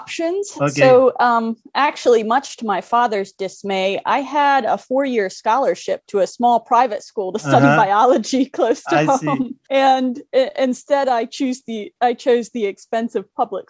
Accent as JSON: {"language": "English", "area": "Venango County", "region": "Pennsylvania", "country": "United States", "tie": "born or raised there", "also_born_or_lived": "State College, Pennsylvania", "said": "I grew up in Venango County, Pennsylvania, so in the northwest corner of Pennsylvania, and in a tiny town of about 5,000 people"}